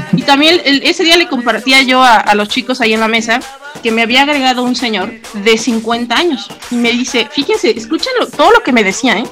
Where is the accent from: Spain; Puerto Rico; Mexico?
Mexico; Toluca, State of Mexico; del Estado de México. ¿De qué parte? Ah, pues de Toluca